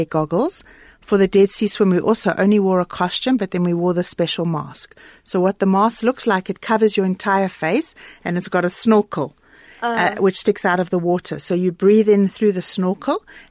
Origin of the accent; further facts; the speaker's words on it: Klerksdorp, North West, South Africa; We had a pool at home when I grew up in Clarksdorp